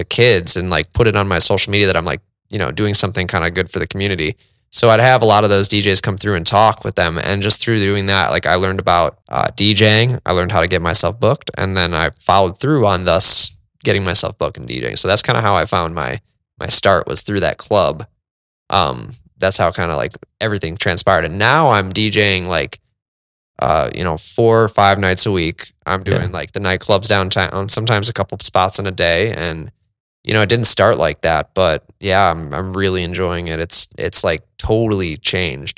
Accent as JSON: {"language": "English", "area": "northern suburbs of Chicago", "region": "Illinois", "country": "United States", "said": "I'm from the northern suburbs of Chicago"}